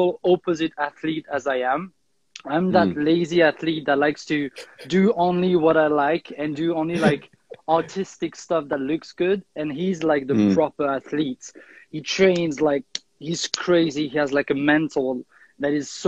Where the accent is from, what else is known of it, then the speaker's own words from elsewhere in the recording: Lausanne, Vaud, Switzerland; moved away as an adult; now in Paris, France; I grew up there. So originally I'm from Switzerland, but right now I live in France, Paris